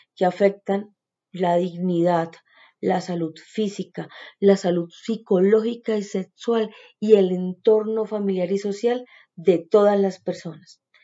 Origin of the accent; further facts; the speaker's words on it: Colombia; nosotras como mujeres colombianas